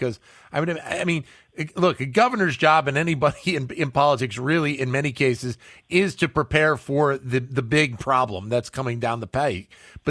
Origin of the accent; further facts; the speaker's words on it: Philadelphia, Pennsylvania, United States; since we're here in Philadelphia and I grew up in Philly.